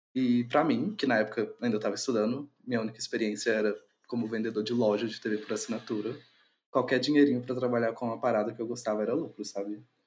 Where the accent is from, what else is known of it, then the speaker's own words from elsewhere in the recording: Minas Gerais, Brazil; eu sou natural de Minas Gerais